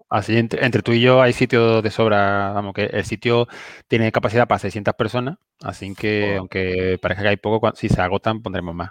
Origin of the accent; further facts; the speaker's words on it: Seville, Andalusia, Spain; soy de Triana y en Sevilla